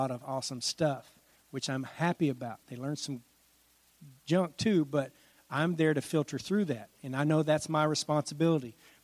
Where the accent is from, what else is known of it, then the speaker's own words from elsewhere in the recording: Washington, United States; moved away; I grew up in Washington State